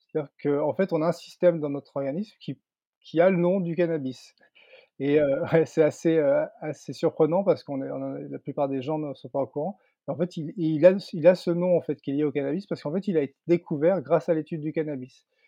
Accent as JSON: {"language": "French", "area": "Landes", "region": "Nouvelle-Aquitaine", "country": "France", "also_born_or_lived": "Paris, France", "moved": "as an adult", "said": "dans ma région d'origine. C'est vrai qu'il y a, il y a 5-6 ans maintenant, en 2016, je suis revenu m'installer dans les Landes, à, Osegor"}